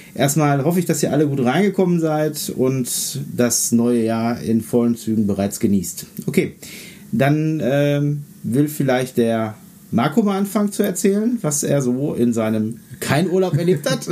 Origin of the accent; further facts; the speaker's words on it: North Rhine-Westphalia, Germany; bei uns in NRW hier